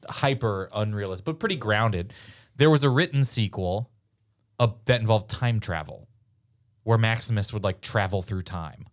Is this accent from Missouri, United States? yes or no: yes; Missouri, United States; I'm from Missouri, and we famously, uh, didn't pick a side in the Civil War